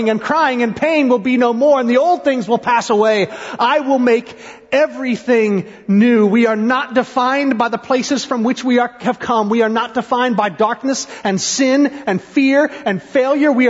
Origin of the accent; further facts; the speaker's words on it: Ohio, United States; born there; also born or lived in Indiana / Tennessee / South Carolina; I was born in Ohio. We moved when, when we were in Ohio. Then we moved to Indiana and then to Tennessee and South Carolina and Tennessee.